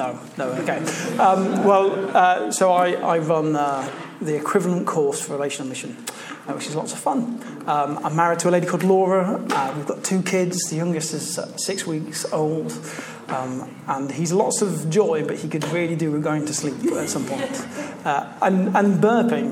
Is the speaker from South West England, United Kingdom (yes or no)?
no; Leicester, East Midlands, United Kingdom; moved away as an adult; now in Canterbury, United Kingdom; As I said, I grew up in Leicester. I moved down to Canterbury for university.